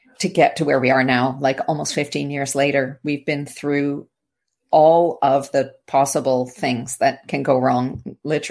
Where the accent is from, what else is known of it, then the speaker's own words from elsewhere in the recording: Canada; I'm from the Commonwealth. I'm from Canada.